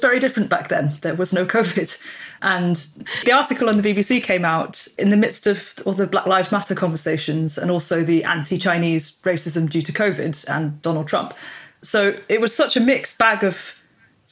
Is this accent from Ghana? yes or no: no; United Kingdom; accent: British; even if my passport says I'm British, my accent clearly says I'm British